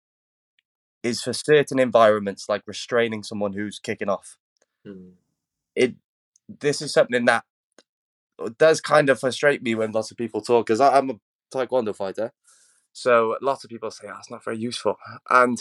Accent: United Kingdom; we're both British, so we live in what's one of the highest CCTV surveilled countries in the world.

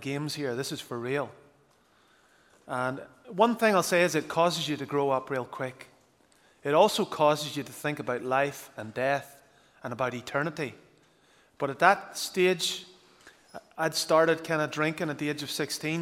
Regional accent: Northern Ireland, United Kingdom

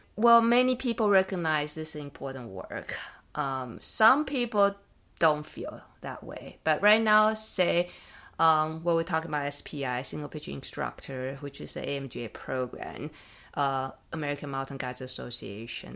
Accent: Taiwan; now in United States; I grew up in Taiwan

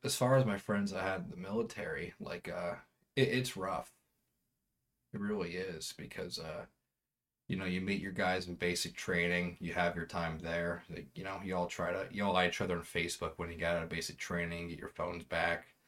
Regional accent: East Coast, United States; moved away as an adult; where I grew up on the East Coast.

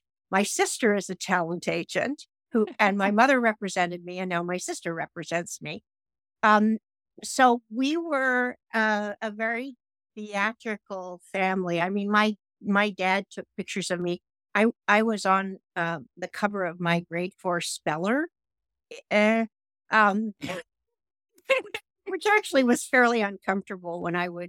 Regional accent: Toronto, Ontario, Canada; moved away as an adult; also born or lived in Los Angeles, United States; my hometown of Toronto

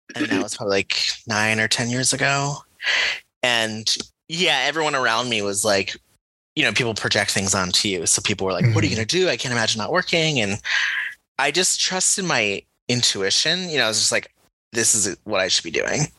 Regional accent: Connecticut, United States; I grew up in Connecticut.

